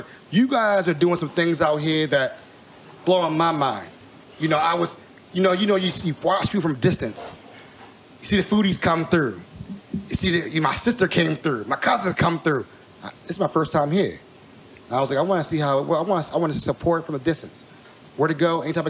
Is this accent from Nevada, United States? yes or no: no; Baltimore, Maryland, United States; I remember growing up in Baltimore when I was young, my dad used to take me to the Orioles game.